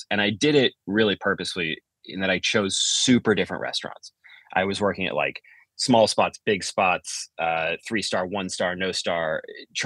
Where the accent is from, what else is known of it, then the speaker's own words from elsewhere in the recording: Chicago, Illinois, United States; moved away; I'm from Chicago originally